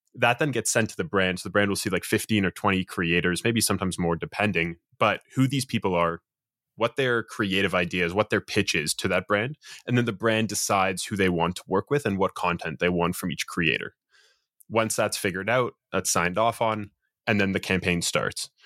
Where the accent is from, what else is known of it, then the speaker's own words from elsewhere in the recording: Toronto, Ontario, Canada; born and raised in Toronto, Canada.